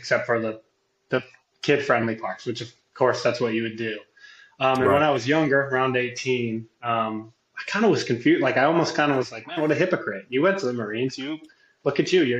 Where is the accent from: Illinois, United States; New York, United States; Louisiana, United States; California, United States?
California, United States; moved away as an adult; now in Kentucky, United States; I grew up in California